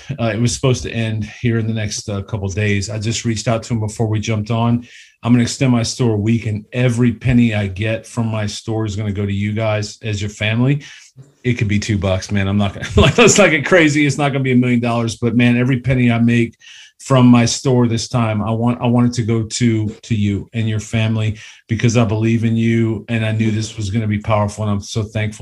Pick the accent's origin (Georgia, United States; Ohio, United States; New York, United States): Ohio, United States; Cleveland; moved away; I came from Cleveland, and anybody that knows me knows I came from Cleveland